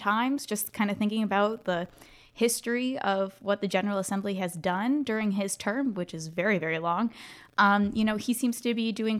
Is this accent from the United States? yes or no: yes; Connecticut, United States; but hey, I'm from Connecticut originally, so it was basically flurries.